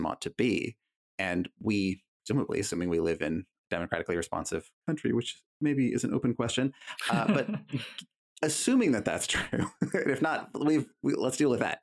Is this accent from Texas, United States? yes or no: no; California, United States; moved away; I'm from California originally